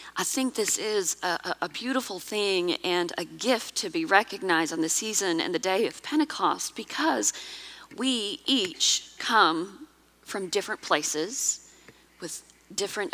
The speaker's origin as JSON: {"language": "English", "town": "Blythewood", "region": "South Carolina", "country": "United States", "tie": "born or raised there", "said": "I grew up in Blythewood, South Carolina, before all of the apartments and hotels and the car dealerships."}